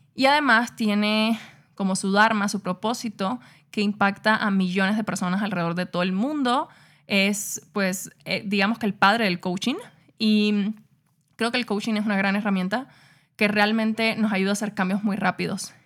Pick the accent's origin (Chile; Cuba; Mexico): Cuba; yo nací en Cuba en un barrio súper pobre, con una familia súper disfuncional